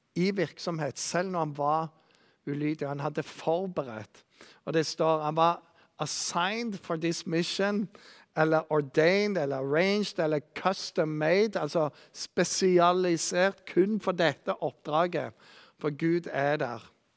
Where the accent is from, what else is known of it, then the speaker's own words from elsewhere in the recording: Bryne, Rogaland, Norway; Jeg vokste opp på Bryne